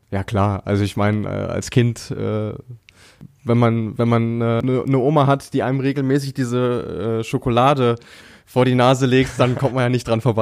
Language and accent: German; Bielefeld, North Rhine-Westphalia, Germany; ganz recht, ich komme aus Bielefeld, bin äh, als freier Journalist tätig.